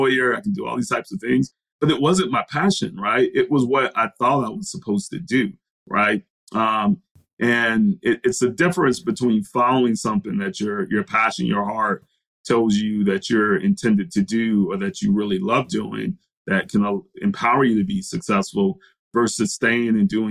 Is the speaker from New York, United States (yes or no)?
no; Brunswick, Georgia, United States; I grew up in Brunswick, Georgia.